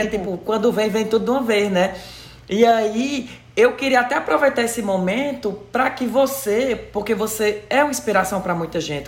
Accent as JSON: {"language": "Portuguese", "region": "Ceará", "country": "Brazil", "moved": "yes", "said": "eu sou do Ceará"}